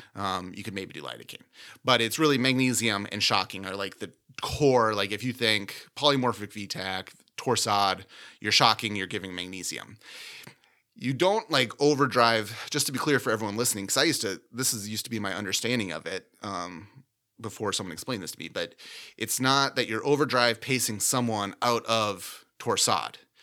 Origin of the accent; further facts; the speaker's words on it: Minnesota, United States; I grew up in Minnesota